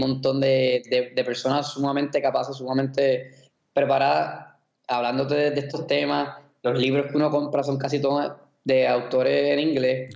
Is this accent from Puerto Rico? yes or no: yes; Puerto Rico; yo me crié en Puerto Rico